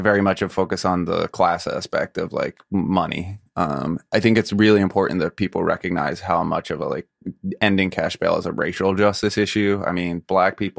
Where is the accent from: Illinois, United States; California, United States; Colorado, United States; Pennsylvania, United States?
Pennsylvania, United States; Philadelphia; moved away; I grew up in Philadelphia